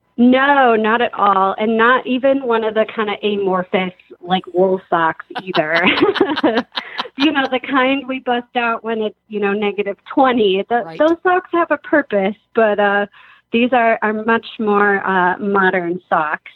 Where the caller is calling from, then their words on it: Madison, Wisconsin, United States; I am calling today from Madison, Wisconsin, and I'm a driver